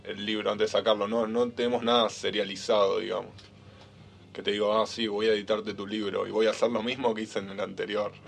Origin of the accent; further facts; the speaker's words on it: Bahía Blanca, Buenos Aires Province, Argentina; moved away as an adult; now in Buenos Aires, Argentina; somos los dos de Bahía Blanca